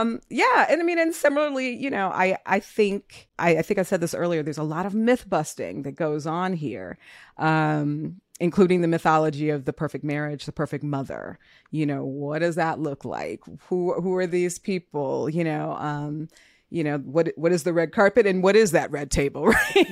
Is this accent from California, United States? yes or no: no; Minnesota, United States; I was born in Minnesota